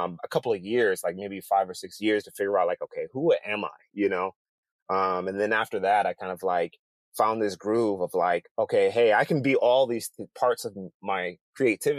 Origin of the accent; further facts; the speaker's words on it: Detroit, Michigan, United States; also born or lived in Bothell, Washington; now in Seattle, United States; I lived in the inner cities of Detroit